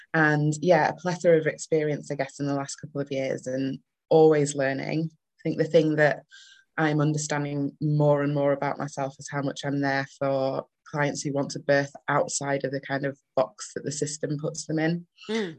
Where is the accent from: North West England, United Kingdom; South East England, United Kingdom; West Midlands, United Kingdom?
North West England, United Kingdom; Manchester; accent: northern; also born or lived in Leeds; now in Bradford, United Kingdom; I am a northern bird. I'm originally from Manchester, um, but I live and do majority of my work around Bradford and Leeds